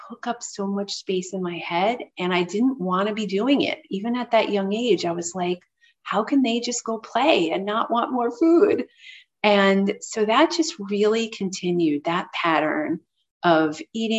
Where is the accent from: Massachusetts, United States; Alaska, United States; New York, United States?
New York, United States; New York City; I grew up in New York City